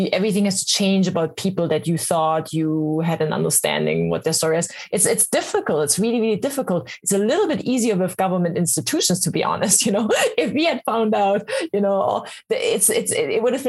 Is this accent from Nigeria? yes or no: no; East Germany, Germany; English is a second language; moved away as an adult; now in United States; I grew up in East Germany behind what you Americans call the Iron Curtain